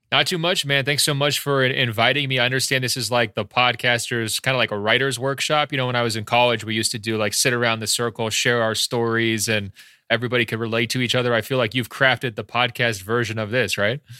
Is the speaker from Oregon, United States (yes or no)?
yes; Beaverton, Oregon, United States; moved away as an adult; also born or lived in Baltimore, Maryland; now in Los Angeles, United States; I'm originally born and raised, uh, in Beaverton, Oregon, just outside Portland.